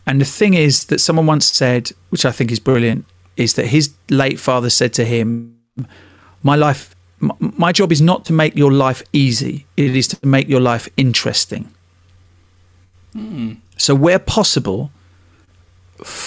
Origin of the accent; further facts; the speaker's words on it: Harlow, East of England, United Kingdom; I'm from Harlow.